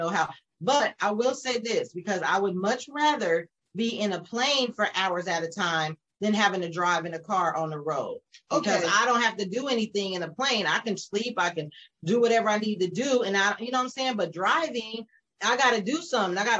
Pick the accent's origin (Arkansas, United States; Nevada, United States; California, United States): Nevada, United States; Las Vegas; moved away as an adult; now in San Antonio, United States; I'm from Las Vegas, but next month, it'll be 5 years that I've been living in San Antonio